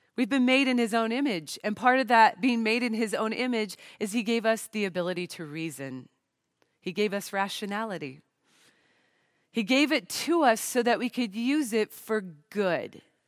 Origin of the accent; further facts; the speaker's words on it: Portland, Oregon, United States; I'm from the Pacific Northwest of the United States, the Portland, Oregon area